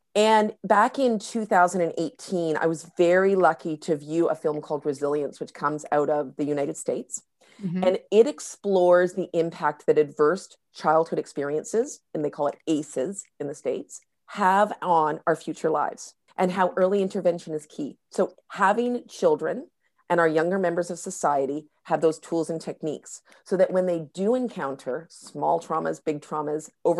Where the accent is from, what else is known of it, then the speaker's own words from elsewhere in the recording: North Vancouver, British Columbia, Canada; I live here in North Vancouver. I grew up here on the North Shore of Vancouver.